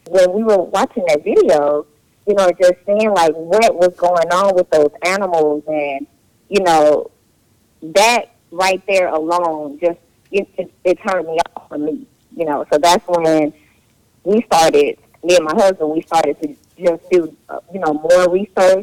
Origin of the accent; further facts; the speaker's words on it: Georgia, United States; I'm from Georgia, and I grew up eating meat all the time